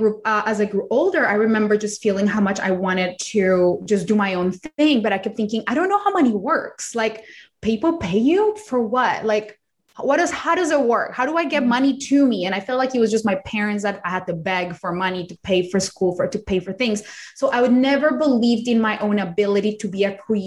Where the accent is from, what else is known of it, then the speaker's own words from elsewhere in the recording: Colombia; English is a second language; also born or lived in Australia; now in United States; I am not from America. I did not grow up here. I did not speak English when I was little. I was born in Colombia, in a third world country in South America